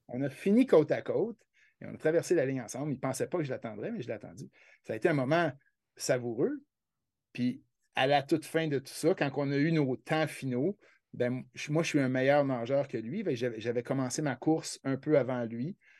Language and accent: French; Quebec, Canada